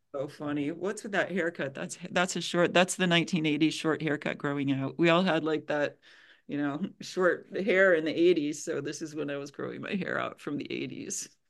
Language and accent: English; Illinois, United States; I grew up in Illinois and I always wanted to go to University of Illinois, so that's what I did.